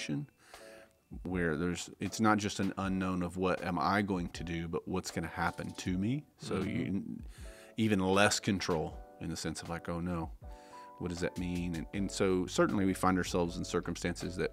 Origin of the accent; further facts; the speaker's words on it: Tennessee, United States; also born or lived in Las Vegas, Nevada; my mom and I moved back to Tennessee, which is where I grew up